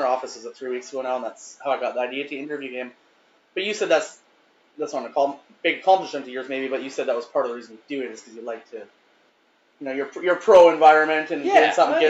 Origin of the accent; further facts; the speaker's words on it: Hornby Island, British Columbia, Canada; I used to be a mechanic and I worked in the oil sands. I grew up in Hornby.